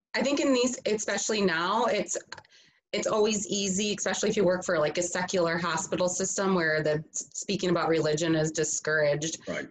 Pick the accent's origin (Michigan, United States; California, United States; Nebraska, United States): Michigan, United States; Grand Rapids; I am from Michigan originally, from the west side of the state, so Grand Rapids area